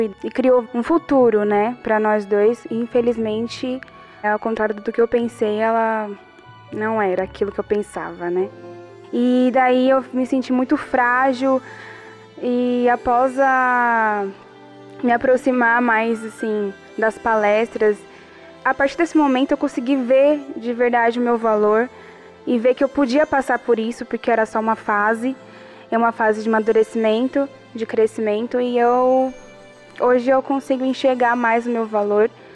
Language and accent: Portuguese; Barueri, São Paulo, Brazil; eu tenho 20 anos, sou da cidade de Barueri